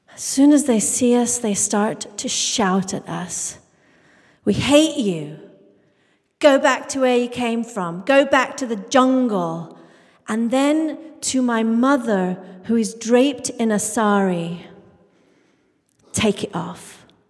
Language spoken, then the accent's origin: English; England, United Kingdom; I grew up in England, the daughter of Indian immigrants